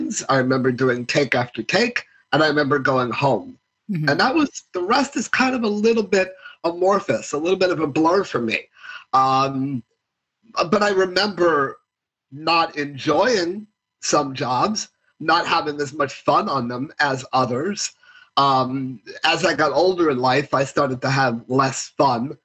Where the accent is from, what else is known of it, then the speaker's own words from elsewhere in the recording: New York City, New York, United States; I grew up in New York City.